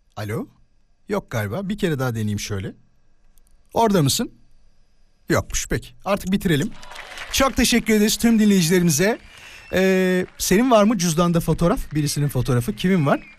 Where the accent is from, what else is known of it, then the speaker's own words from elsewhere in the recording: İzmit, Kocaeli, Turkey; ben İzmit'liyim